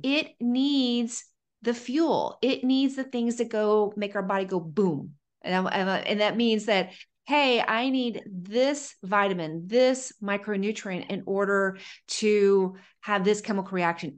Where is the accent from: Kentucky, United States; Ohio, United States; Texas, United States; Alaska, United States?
Ohio, United States; I'm from Ohio